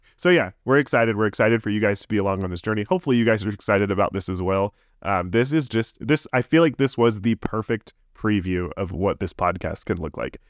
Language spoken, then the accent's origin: English; Tampa, Florida, United States; moved away as an adult; now in Orlando, United States; I grew up in the Tampa area